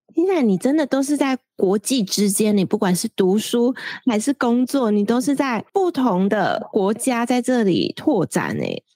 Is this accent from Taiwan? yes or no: yes; central Taiwan, Taiwan; moved away as an adult; also born or lived in Taipei; 我要上台北，因为我是中部人